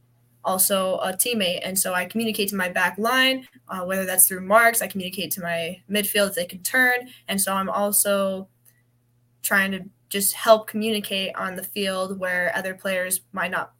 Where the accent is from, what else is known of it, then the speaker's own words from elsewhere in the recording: Wyoming, United States; moved away; I'm from Wyoming